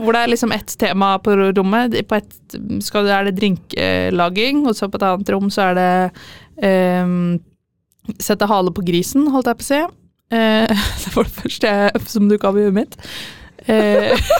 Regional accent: Fredrikstad, Østfold, Norway; also born or lived in Trondheim; mest hjemme i Fredrikstad.

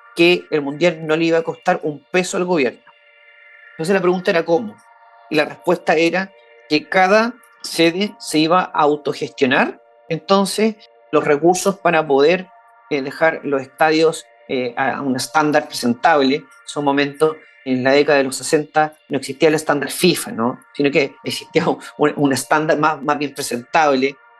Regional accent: Chile; soy chileno, también soy periodista

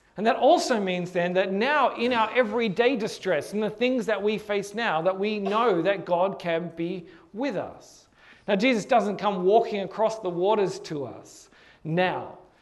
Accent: Hornsby, New South Wales, Australia; from my house where I grew up in Hornsby

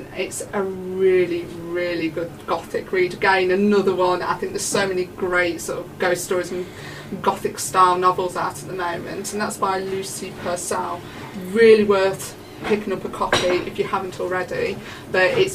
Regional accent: Derby, East Midlands, United Kingdom; I'm from Derby

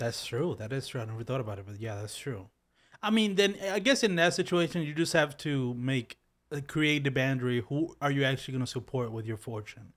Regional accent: Philadelphia, Pennsylvania, United States; I'm from Philly

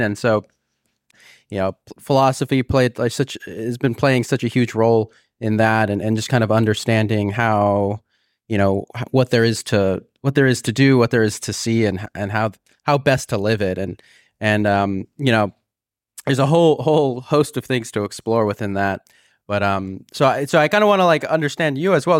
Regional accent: California, United States; moved away as an adult; I was from California

